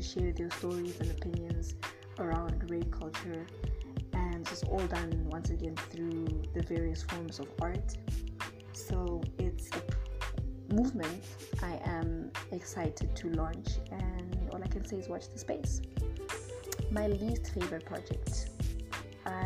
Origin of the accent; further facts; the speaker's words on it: Namibia; moved away as an adult; also born or lived in Zimbabwe; now in South Africa; I was born in Zimbabwe, but I grew up in Namibia. And I've lived here for 17 years